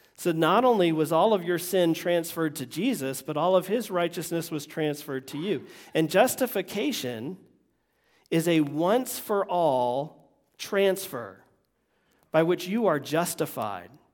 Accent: Vermont, United States; moved away; also born or lived in Florida; me growing up in Vermont

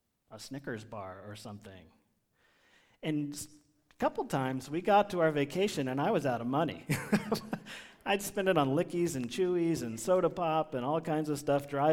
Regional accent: Washington, District of Columbia, United States; I grew up in Washington, D.C.

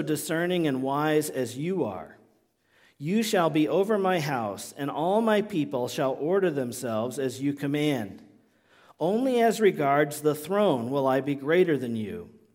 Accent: United States

